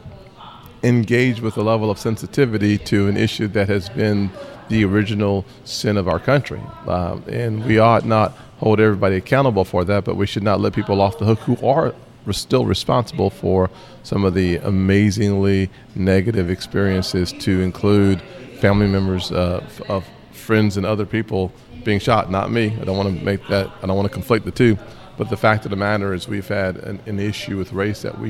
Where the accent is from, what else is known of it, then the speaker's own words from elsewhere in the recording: Charleston, South Carolina, United States; In Charleston, my hometown